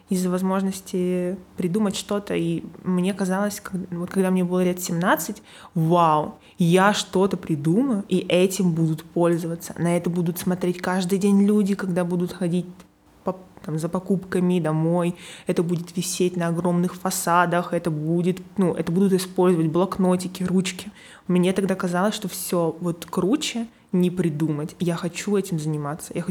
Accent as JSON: {"language": "Russian", "town": "Perm", "region": "Perm Krai", "country": "Russia", "moved": "as an adult", "lives_now": "Moscow, Russia", "said": "Из Перми."}